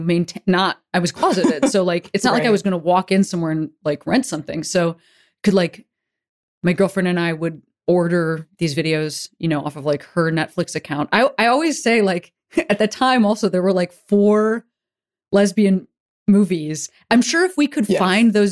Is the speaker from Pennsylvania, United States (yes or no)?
no; Chicago, Illinois, United States; growing up in Chicago